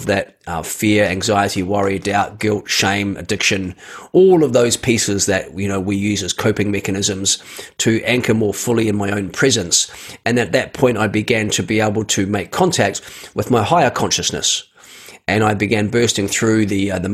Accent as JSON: {"language": "English", "country": "New Zealand", "tie": "born or raised there", "said": "I was born in New Zealand"}